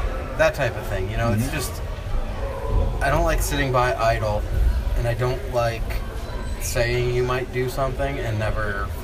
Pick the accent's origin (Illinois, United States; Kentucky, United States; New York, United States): New York, United States; Binghamton; Because I'm from Binghamton.